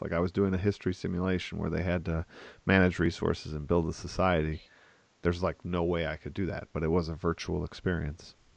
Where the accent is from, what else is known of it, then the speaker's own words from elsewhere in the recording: Wisconsin, United States; I'm from Wisconsin